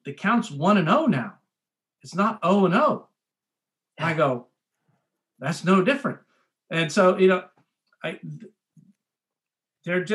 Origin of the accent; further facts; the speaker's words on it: Erie, Pennsylvania, United States; moved away as an adult; now in Frederick, United States; I'm from Erie, Pennsylvania. I grew up in Erie, Pennsylvania.